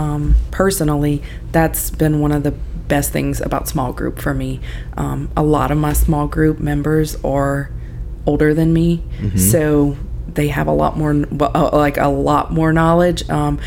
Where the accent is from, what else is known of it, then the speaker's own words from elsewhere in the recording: Ville Platte, Louisiana, United States; So I'm originally from Ville Platte, which is a neighboring town. Same thing though, you know, born and raised in the Catholic Church, Catholic school